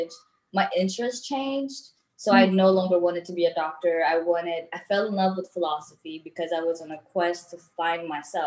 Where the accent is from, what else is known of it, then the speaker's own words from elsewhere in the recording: Eritrea; moved away; I was born and raised back home in Eritrea.